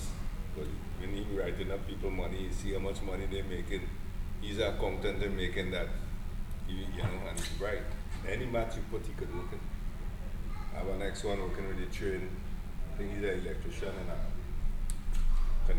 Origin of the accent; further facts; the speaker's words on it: Trinidad & Tobago; moved away as an adult; now in Staten Island, United States; I'm from Trinidad.